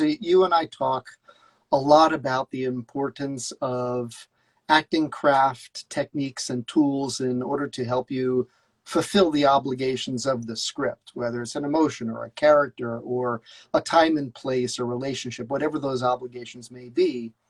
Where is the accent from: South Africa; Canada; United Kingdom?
United Kingdom; Scotland; accent: Scottish; and then I would have to counter with my brilliant Scottish accent.